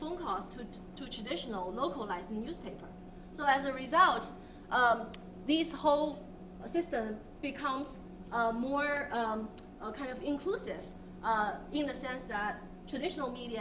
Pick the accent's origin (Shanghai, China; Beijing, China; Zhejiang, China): Zhejiang, China; Hangzhou; I'm from Hangzhou, and anyone who visited Hangzhou knows that it's a city that hosts Alibaba